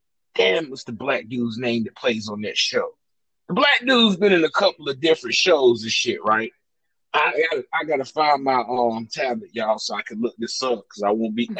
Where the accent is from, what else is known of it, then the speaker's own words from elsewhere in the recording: Chicago, Illinois, United States; I taught that dude. I'm from Chicago. His whole shit is my shit.